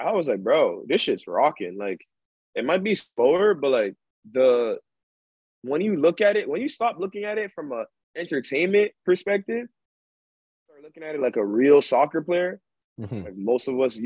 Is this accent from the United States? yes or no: no; Ghana; I'm from Ghana, too.